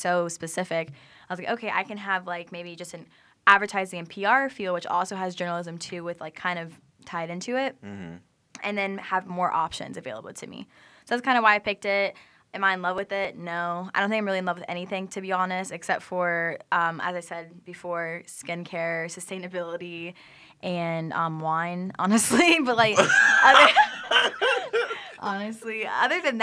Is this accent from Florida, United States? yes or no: yes; Jacksonville, Florida, United States; now in Tampa, United States; I am from Jacksonville, Florida